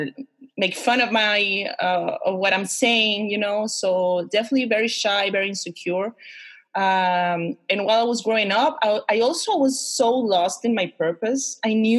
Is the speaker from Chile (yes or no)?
yes; Concepción, Biobío, Chile; I am a Chilean woman, born and raised in Concepcion, in the south of Chile.